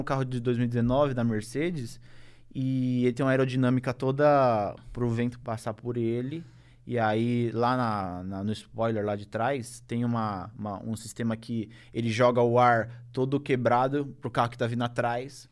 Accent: Brazil; como brasileiro

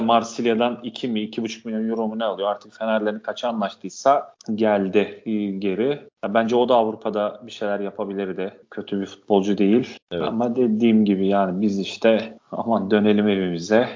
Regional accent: Turkey; bir Türk olarak

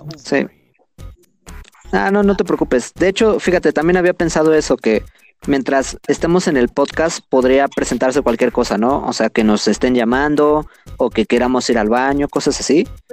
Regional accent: Mexico City, Mexico; somos nativos de la Ciudad de México.

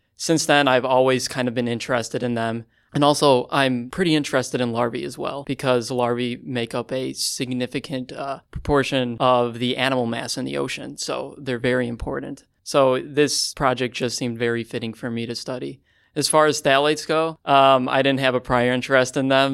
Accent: Chicago, Illinois, United States; I'm from Chicago, Illinois

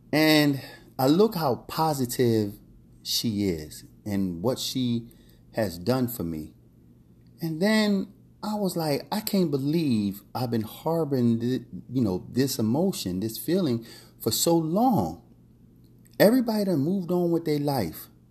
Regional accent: Philadelphia, Pennsylvania, United States; also born or lived in Key West, Florida / Vero Beach, Florida / Miami Beach, Florida / New York City; now in Orlando, United States; growing up in North Philadelphia

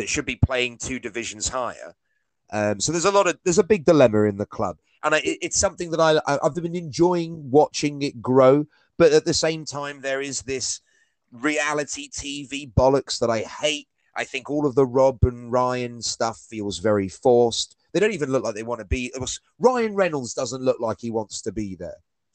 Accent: United Kingdom; being from Britain

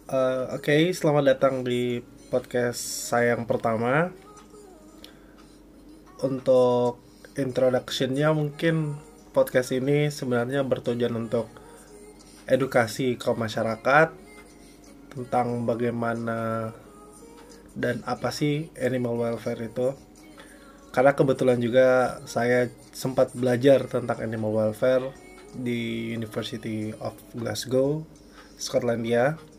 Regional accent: Makassar, South Sulawesi, Indonesia; Saya aja biar lebih ini biar lebih sopan soalnya saya dari Makassar. Jadi nggak terlalu tahu bahasa gue gue gitu

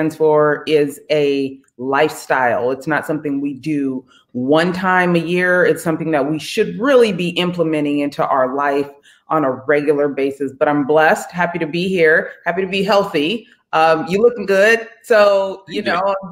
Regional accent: San Jose, California, United States; moved away as an adult; also born or lived in Contra Costa, California / Grambling, Louisiana; now in Redondo Beach, United States; I'm from the Bay Area. So I'm from San Jose, California, lived in Contra Costa, California.

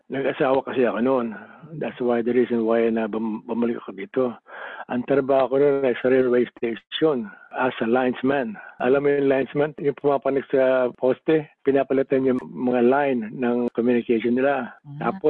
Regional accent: Philippines; now in Adelaide, Australia; Pilipino kami.

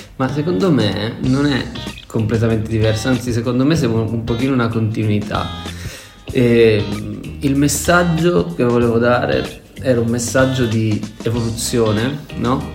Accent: Calabria, Italy; sul Mar Tirreno in Calabria, nel mio paesino

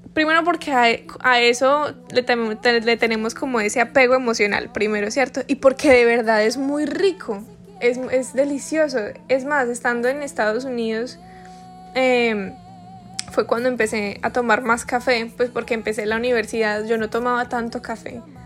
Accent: Pereira, Risaralda, Colombia; yo soy pereirana de nacimiento y muy orgullosa de estarlo

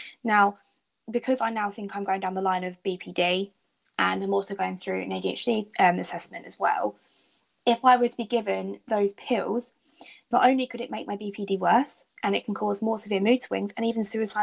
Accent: United Kingdom; as British people

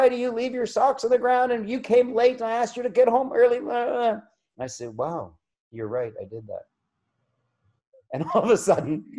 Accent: Canada; I'm a Canadian

